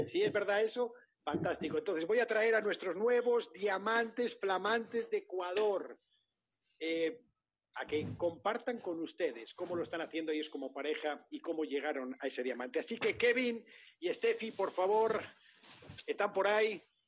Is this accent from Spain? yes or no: yes; Spain; now in United States; mi pueblo en España, cuando yo nací, y mis primeros años de vida